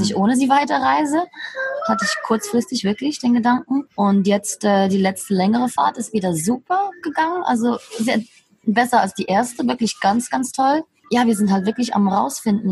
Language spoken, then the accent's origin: German; Switzerland; moved away as an adult; ich bin 37, bin ursprünglich aus der Schweiz